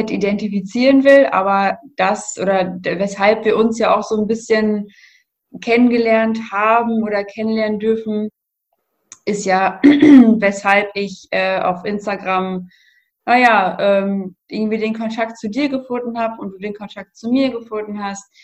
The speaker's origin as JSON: {"language": "German", "region": "North Rhine-Westphalia", "country": "Germany", "said": "bin 28 Jahre alt und ich komme aus der Nähe von Münster."}